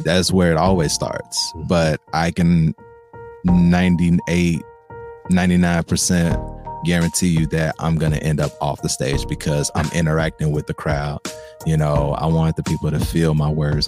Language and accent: English; Memphis, Tennessee, United States; me coming from Memphis